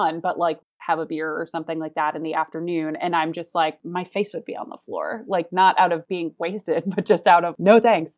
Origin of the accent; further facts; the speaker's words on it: Chicago, Illinois, United States; moved away as an adult; now in Los Angeles, United States; I was in Chicago in my hometown with my family for most of that winter